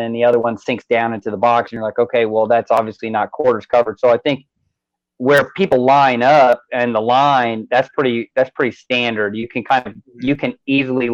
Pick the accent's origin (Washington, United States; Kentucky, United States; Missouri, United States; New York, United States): Missouri, United States; Kansas City; moved away as an adult; now in Texas, United States; I actually was born in enemy territory. So I'm from Kansas City, Missouri